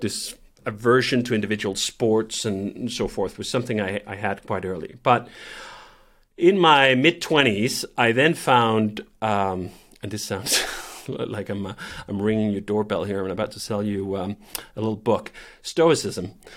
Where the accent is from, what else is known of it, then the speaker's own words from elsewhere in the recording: Copenhagen, Capital Region of Denmark, Denmark; I grew up in Copenhagen